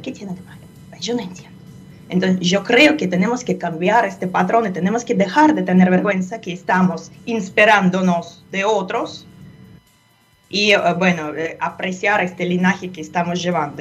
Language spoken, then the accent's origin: Spanish; Russia; Spanish is a second language; moved away; En Rusia, de donde yo proviendo también